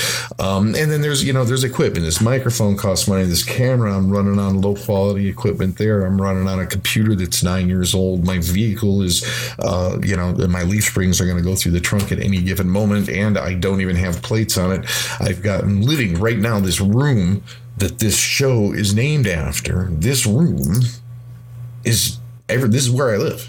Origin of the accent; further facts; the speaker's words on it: Midwest, United States; I'm from the Midwest, and I'm a musician